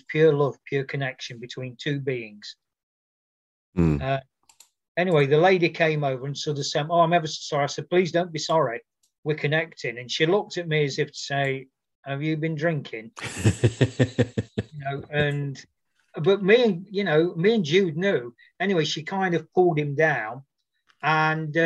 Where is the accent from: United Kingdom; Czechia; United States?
United Kingdom; Nottingham, East Midlands; born or raised there